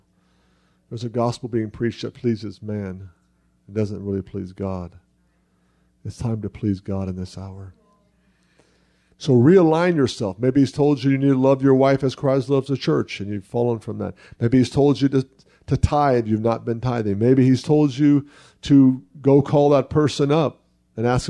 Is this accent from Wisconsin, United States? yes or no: no; Oklahoma, United States; moved away as an adult; now in Israel; I'm a Jew from Oklahoma.